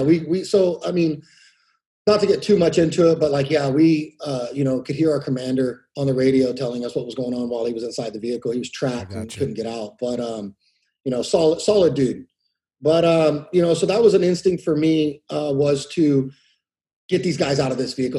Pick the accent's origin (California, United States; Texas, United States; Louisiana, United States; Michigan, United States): California, United States; Exeter; I grew up in Exeter, a small city in Tulare County, uh, um, probably like about 45 minutes south of uh, Fresno